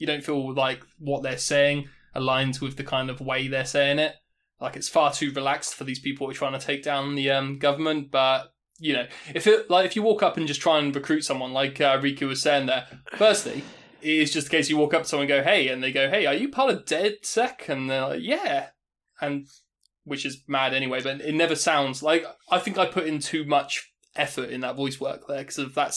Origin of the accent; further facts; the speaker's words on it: United Kingdom; just being British and talking to other British people